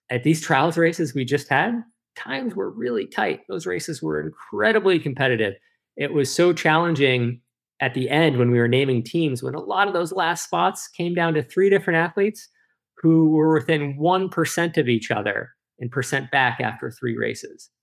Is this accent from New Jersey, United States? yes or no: no; Lake Placid, New York, United States; I feel really fortunate to have grown up here in that community